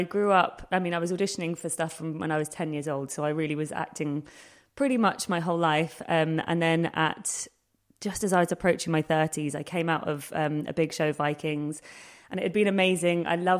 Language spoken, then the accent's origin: English; London, United Kingdom; I grew up in Hackney